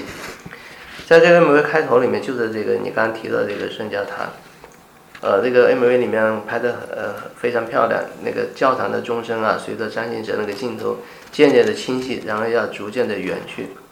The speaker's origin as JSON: {"language": "Chinese", "country": "China", "also_born_or_lived": "Guangzhou", "said": "曾经我们中国人也是很注重家庭的"}